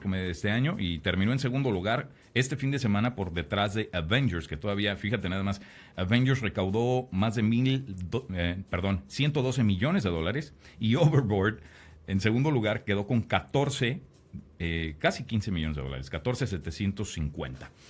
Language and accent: Spanish; Mexico; como mexicano